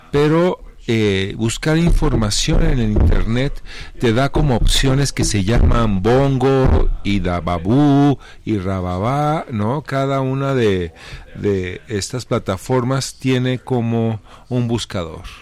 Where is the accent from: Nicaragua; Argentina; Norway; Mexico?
Mexico; Sí, sí, somos mexicanos, sí.